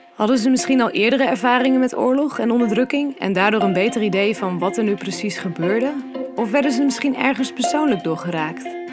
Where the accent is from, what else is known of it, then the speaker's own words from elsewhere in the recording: Netherlands; wie wij zijn als Nederlanders